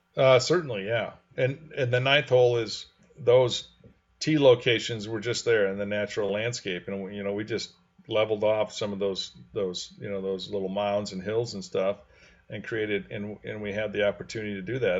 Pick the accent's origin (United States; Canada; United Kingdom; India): United States; Grand Rapids, Michigan; I grew up in Grand Rapids